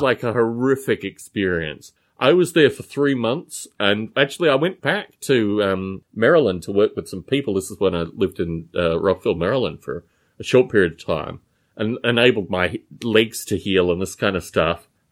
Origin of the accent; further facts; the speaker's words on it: Canberra, Australian Capital Territory, Australia; moved away; My hometown of Canberra, Australia